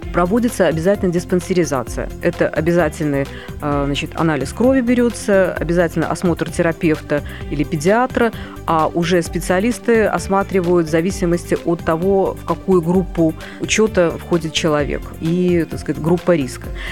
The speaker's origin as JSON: {"language": "Russian", "region": "Minsk", "country": "Belarus", "moved": "as an adult", "lives_now": "Moscow, Russia", "said": "я минчанка, я в это время находилась в Минске"}